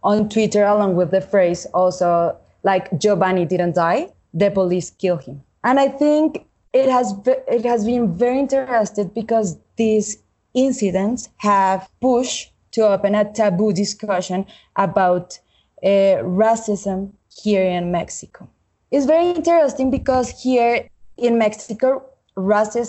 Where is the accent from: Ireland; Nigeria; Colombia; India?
Colombia; I was born and raised in Colombia in a family affected by armed conflict.